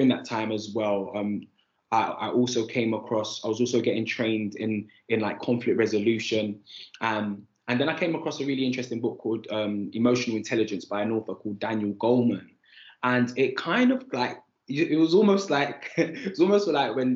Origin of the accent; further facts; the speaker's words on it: London, United Kingdom; I grew up on Andover Estate in Islington.